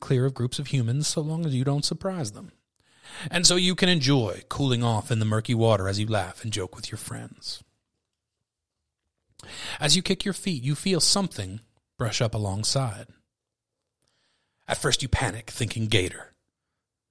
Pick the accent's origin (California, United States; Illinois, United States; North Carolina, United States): California, United States; I'm from California.